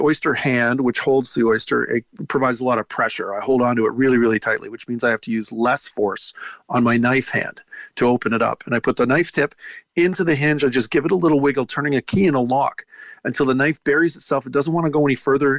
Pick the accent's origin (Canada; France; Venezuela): Canada; Toronto, Ontario; I'm from Toronto, which is a landlocked city.